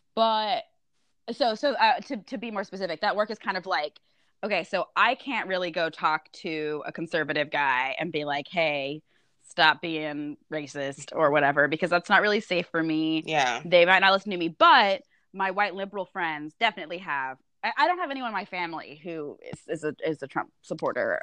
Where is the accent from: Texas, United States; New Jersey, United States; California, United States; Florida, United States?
Texas, United States; Austin; I'm from Austin